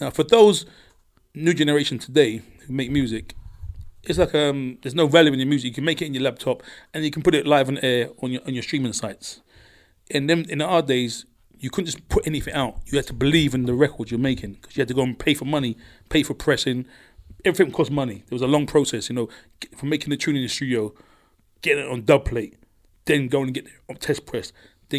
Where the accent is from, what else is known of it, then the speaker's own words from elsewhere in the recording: London, United Kingdom; I'm from London.